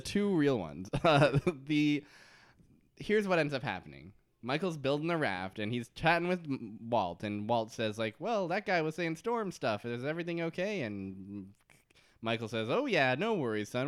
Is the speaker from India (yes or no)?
no; Canada